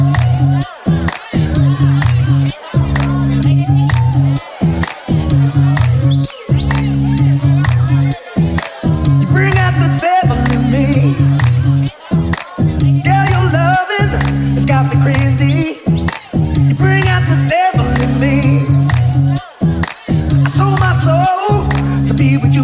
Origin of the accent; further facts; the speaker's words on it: Glasgow, Scotland, United Kingdom; accent: Scottish; also born or lived in Liverpool; now in London, United Kingdom; in case you're wondering what that weird Scottish accent is. I'm from Glasgow.